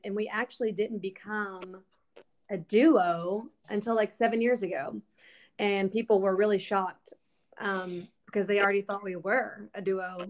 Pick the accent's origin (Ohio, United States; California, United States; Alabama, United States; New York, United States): Alabama, United States; moved away as an adult; now in Nashville, United States; I moved to Nashville when I was 19 from Alabama